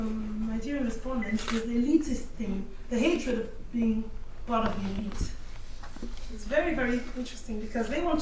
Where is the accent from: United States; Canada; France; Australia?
France; moved away as an adult; now in United Kingdom; I was raised in France